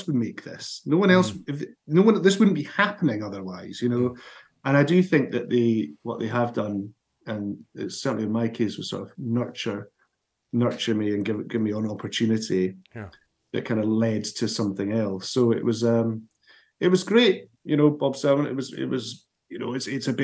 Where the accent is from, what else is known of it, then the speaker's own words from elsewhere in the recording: Dundee, Scotland, United Kingdom; my hometown of Dundee. I stayed at my parents'